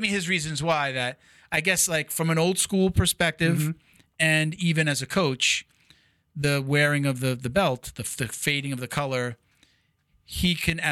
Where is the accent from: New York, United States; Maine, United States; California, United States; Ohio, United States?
New York, United States; Medford; moved away; I'm from Long Island.